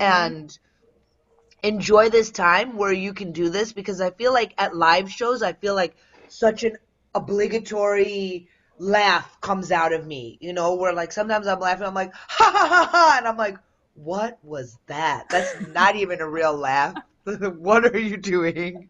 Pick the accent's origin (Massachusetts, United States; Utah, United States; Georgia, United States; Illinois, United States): Illinois, United States; Willowbrook; I grew up in the southwest suburbs, like in Willowbrook